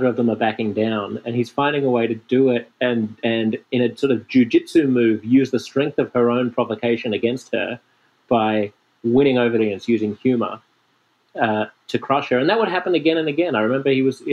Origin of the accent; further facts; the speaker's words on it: Sydney, New South Wales, Australia; I was growing up in Sydney